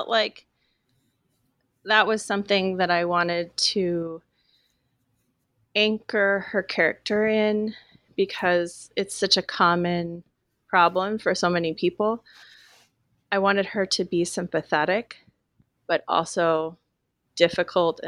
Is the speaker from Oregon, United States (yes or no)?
yes; Willamette Valley, Oregon, United States; as a teenager growing up in the Willamette Valley